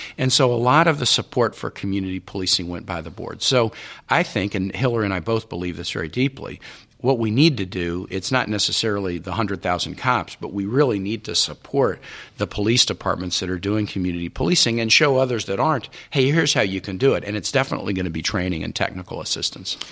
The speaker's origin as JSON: {"language": "English", "town": "Kansas City", "country": "United States", "also_born_or_lived": "Richmond, Virginia / Honduras", "moved": "yes", "lives_now": "Virginia, United States", "said": "I'm from Kansas City. I mean, I'm not really a Virginian"}